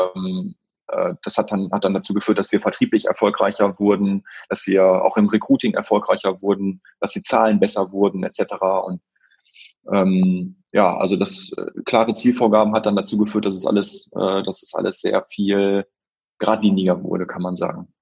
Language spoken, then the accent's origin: German; Brockhagen, North Rhine-Westphalia, Germany; dass ich aus dem Dorf Brockhagen komme